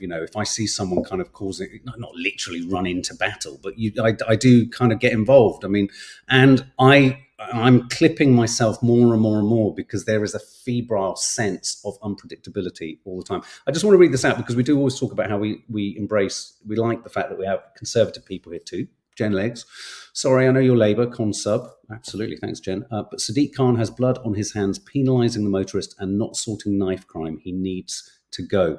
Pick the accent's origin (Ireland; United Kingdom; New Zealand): United Kingdom; London; as a Londoner